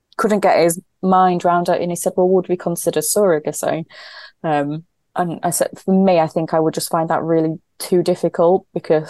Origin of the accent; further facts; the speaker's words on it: Yorkshire and the Humber, United Kingdom; I'm a Yorkshire woman